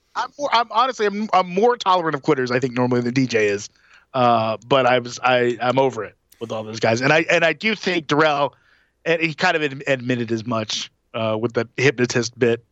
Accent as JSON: {"language": "English", "town": "Atlanta", "region": "Georgia", "country": "United States", "tie": "born or raised there", "said": "it's my hometown"}